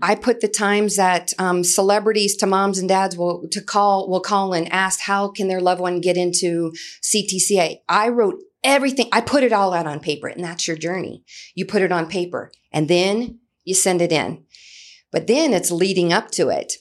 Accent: New Iberia, Louisiana, United States; moved away as an adult; also born or lived in Lafayette, Louisiana; now in Goodyear, Arizona, United States; I'm originally from New Iberia, Louisiana, and I can remember being fifteen years old, cheering on the football field at New Iberia Senior High School

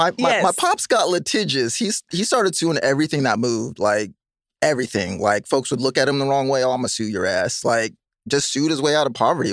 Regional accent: the Bay Area, Silicon Valley, California, United States; I grew up in the Bay, Silicon Valley.

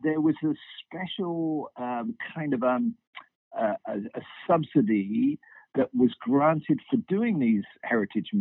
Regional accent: Oxford, South East England, United Kingdom; moved away as an adult; now in Toronto, Canada; I originally was born and raised in Oxford and came over in my 20s.

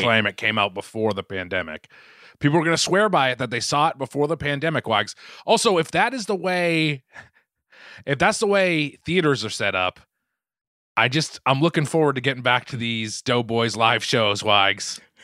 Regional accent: Boston, Massachusetts, United States; accent: Boston; my Boston accent has just creeped back so much

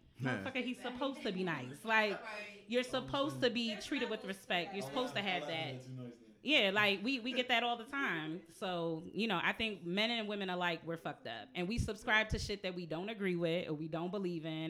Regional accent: New Jersey, United States; now in Baltimore, United States; I'm from Jersey.

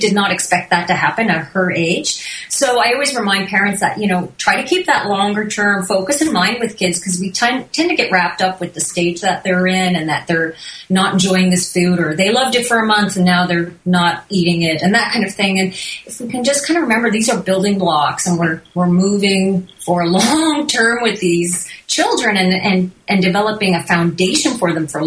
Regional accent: Newfoundland and Labrador, Canada; moved away as an adult; now in British Columbia, Canada; We grew up on the East Coast of Canada, as far east as you can go in Newfoundland

